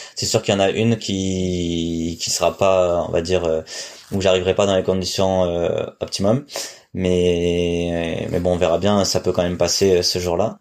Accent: Nice, Provence-Alpes-Côte d'Azur, France; je suis niçois

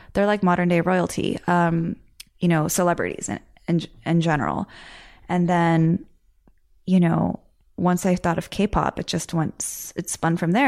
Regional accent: United States; I'm Korean American

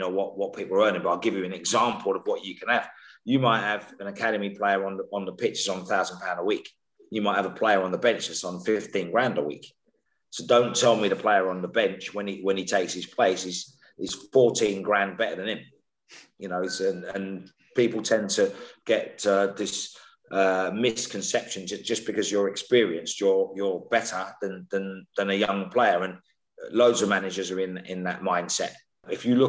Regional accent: London, United Kingdom; I come from Islington, right, in the central London. So I grew up with a variety of different cultures

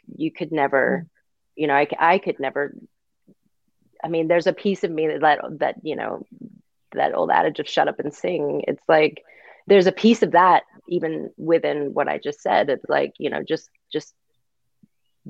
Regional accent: Texas, United States; also born or lived in Mississippi; Originally from Mississippi, but I grew up in Texas

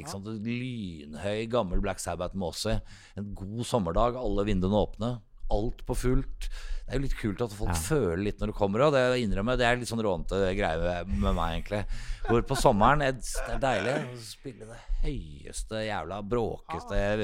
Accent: Oslo, Norway; jeg vokste opp her i Oslo

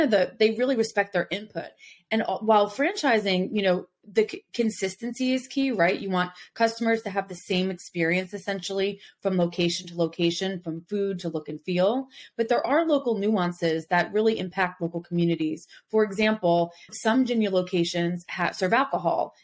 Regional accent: New Jersey / New York City area, Northeast, United States; moved away; also born or lived in the South (US); I'm originally from the Northeast, from the New Jersey, New York City area. And when I moved down South

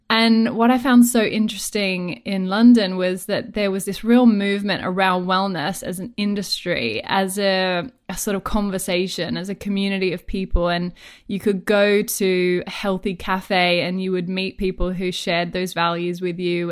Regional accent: Australia; accent: Australian; moved away as an adult; now in United Kingdom; I'm Australian, if my accent didn't already give that away

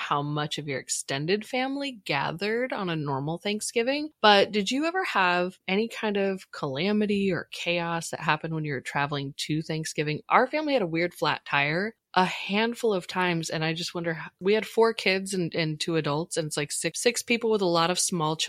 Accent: Portland / Oregon coast area, United States; when we moved from Portland, it was either going to be to Welch's or the town we ended up with, which was small

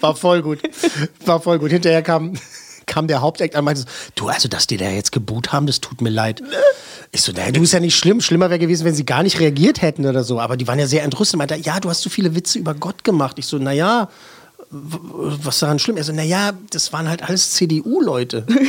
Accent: Berlin, Germany; Als Berliner

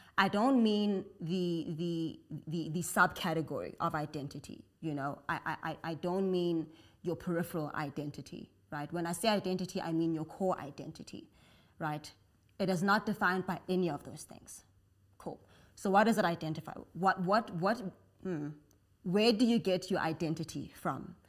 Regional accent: South Africa; So I'm African, I'm South African

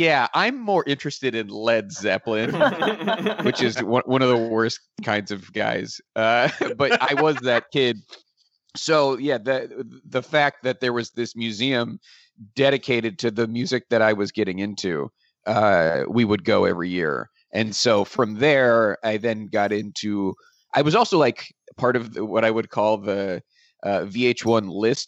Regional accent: Pittsburgh, Pennsylvania, United States; because I grew up in Pittsburgh, which is like 2 hours from Cleveland, but also my dad is from Cleveland.

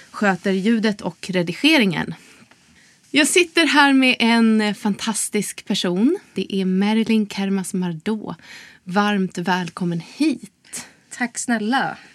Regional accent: Sweden; also born or lived in Estonia / Tallinn, Estonia; jag är född i Estland, flyttade hit som

